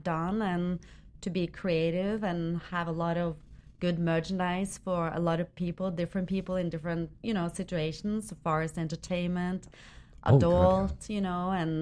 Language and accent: English; Norway; moved away as an adult; now in United States; I came all the way from Norway.